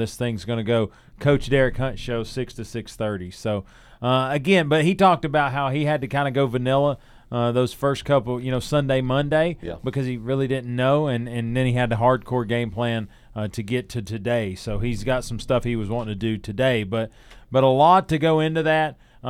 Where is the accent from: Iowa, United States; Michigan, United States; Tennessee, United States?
Tennessee, United States; Newport; I grew up in Newport